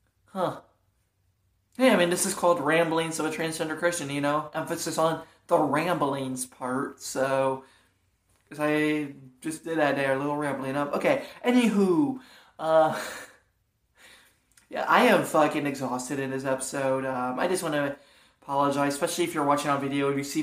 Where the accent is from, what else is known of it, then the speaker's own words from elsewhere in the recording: Toledo, Ohio, United States; now in Fort Wayne, United States; Now I live in Fort Wayne, but I grew up for the most part in Toledo, Ohio.